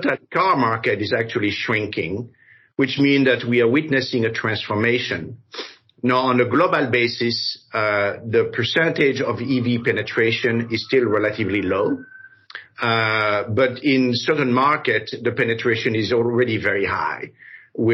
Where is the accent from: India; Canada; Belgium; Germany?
Belgium; Brussels; moved away as an adult; also born or lived in Paris, France / Africa; now in United States; Well, I was born in Africa, then grew up in Paris and Brussels. I was Belgian. I'm still Belgian, but I became American later on.